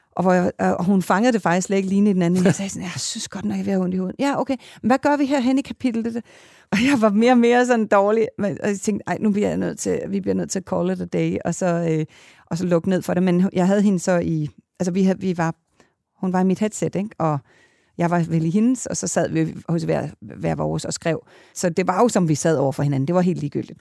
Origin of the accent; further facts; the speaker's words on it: Kalundborg, Zealand, Denmark; moved away; jeg er født i Kalundborg